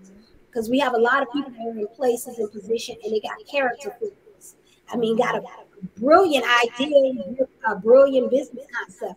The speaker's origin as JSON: {"language": "English", "region": "Louisiana", "country": "United States", "said": "I'm from the South. Louisiana. For the longest, I never traveled outside of the South."}